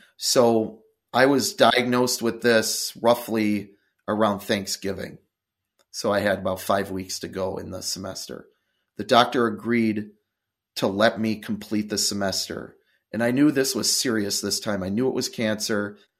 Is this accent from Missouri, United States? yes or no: no; Milwaukee, Wisconsin, United States; also born or lived in Eau Claire, Wisconsin; I grew up in Milwaukee, Wisconsin